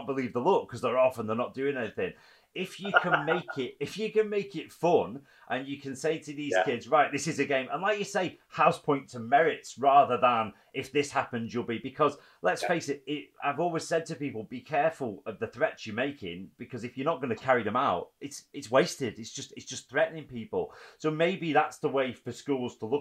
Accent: Preston, North West England, United Kingdom; I grew up in Preston myself in a similar house to the red brick.

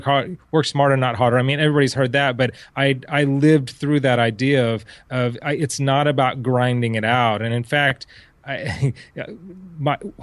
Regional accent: Orange County, California, United States; I grew up in Orange County, so most people were from Huntington Harbor

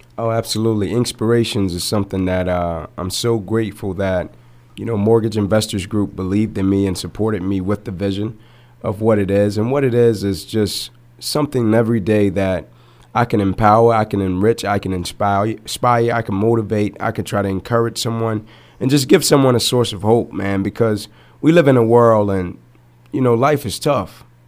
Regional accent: Atlanta, Georgia, United States; I grew up in Atlanta

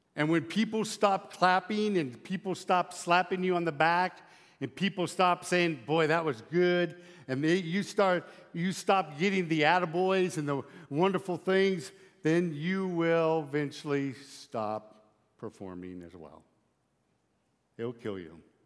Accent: Lyman, Nebraska, United States; I'm from Lyman, Nebraska.

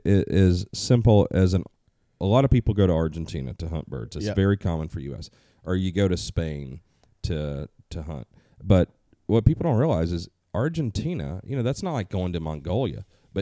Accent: Southern United States, United States; I growing up in the South, we see turkeys.

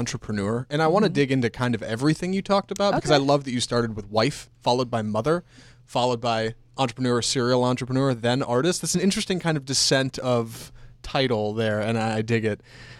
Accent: Texas, United States; I grew up in Texas.

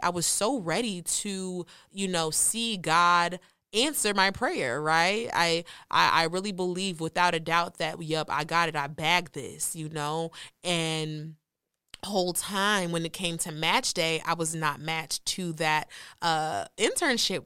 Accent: Nigeria; I'm Nigerian

